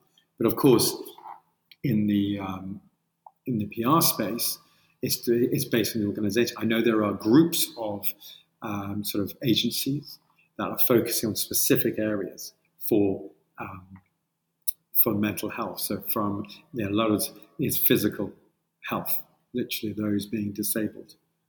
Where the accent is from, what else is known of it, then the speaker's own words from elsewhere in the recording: Colombia; now in United Kingdom; I sound British. I am, but I'm originally from Colombia.